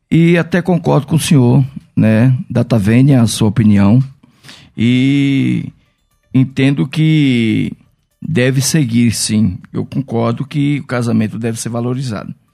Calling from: São Paulo, Brazil; sou aqui do interior de São Paulo.

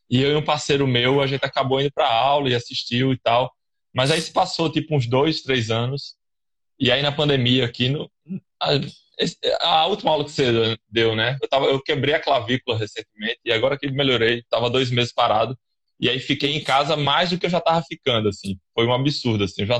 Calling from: João Pessoa, Paraíba, Brazil; Eu falo aqui da Paraíba, João Pessoa, da capital

